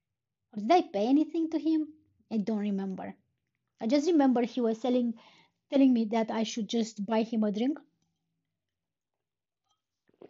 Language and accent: English; Romania; first language Romanian; English is a second language; moved away; back when I was a kid, we were starting the first, like the first foreign language in the second grade, so I would be 8 years old. And almost everywhere in Romania, that would be English